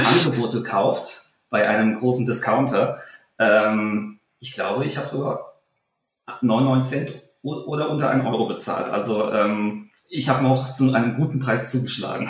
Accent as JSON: {"language": "German", "area": "Taunus", "region": "Hesse", "country": "Germany", "said": "meine Heimat, den Taunus"}